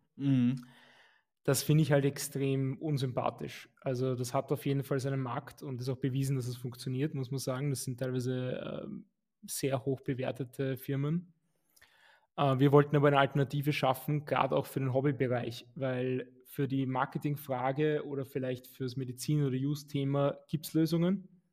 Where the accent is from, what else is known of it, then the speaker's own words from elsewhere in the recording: Vienna, Austria; also born or lived in Lower Austria; ich bin geborener Wiener und bin auch in Wien geblieben